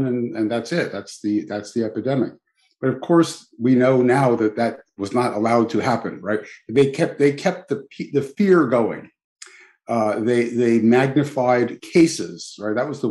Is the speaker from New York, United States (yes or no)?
yes; New York City, New York, United States; also born or lived in Belgium / Philadelphia; I'm born and raised in New York City